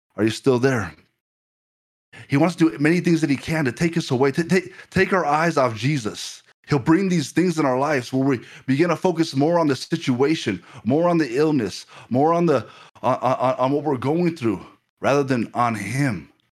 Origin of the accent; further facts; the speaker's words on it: Ireland; when I was growing up in Ireland